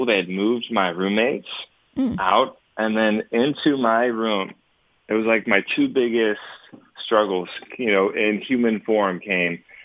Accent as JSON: {"language": "English", "town": "Alpharetta", "region": "Georgia", "country": "United States", "tie": "born or raised there", "said": "I'm from the Atlanta area. I grew up in the Alpharetta Johns Creek neck of the woods"}